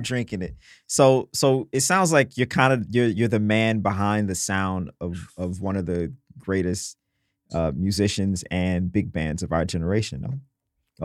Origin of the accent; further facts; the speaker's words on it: Mississippi, United States; I'm from Mississippi